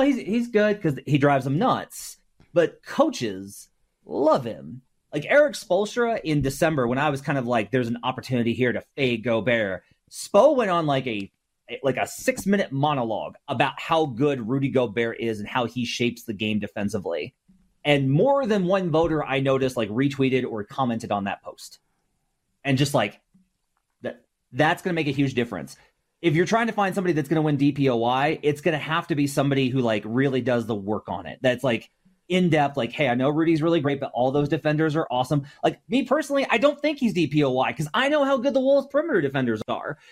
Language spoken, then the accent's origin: English; Arkansas, United States; I'm from Arkansas